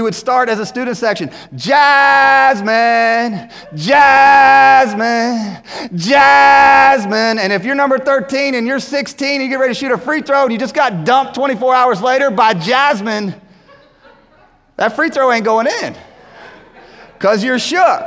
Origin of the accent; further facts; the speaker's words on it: Winston-Salem, North Carolina, United States; we grew up in Winston-Salem